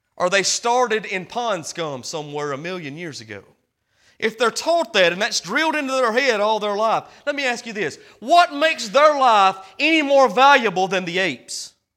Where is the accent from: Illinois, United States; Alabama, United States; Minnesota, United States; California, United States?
Alabama, United States; Hamilton; I'm from Hamilton, Alabama. I live in Boar Tree Bottom.